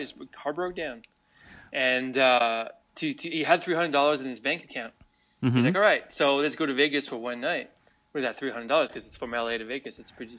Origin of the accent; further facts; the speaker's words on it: Montreal, Quebec, Canada; being a Canadian, especially from Montreal